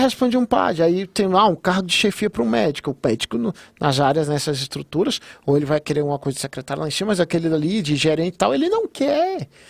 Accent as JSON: {"language": "Portuguese", "town": "Gama", "region": "Federal District", "country": "Brazil", "tie": "born or raised there", "said": "eu estava fazendo coisas da onde eu nasci, da onde eu criei"}